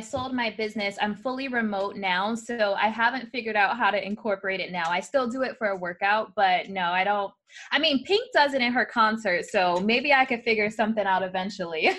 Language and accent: English; New York City, New York, United States; I was born in the Bronx, New York